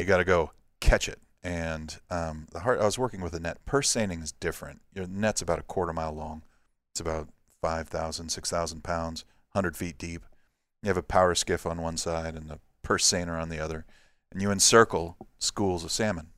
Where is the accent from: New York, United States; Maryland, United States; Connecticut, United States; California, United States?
California, United States; Santa Barbara; moved away as an adult; also born or lived in Alaska; now in Gulfport, United States; I was born and raised in Santa Barbara, California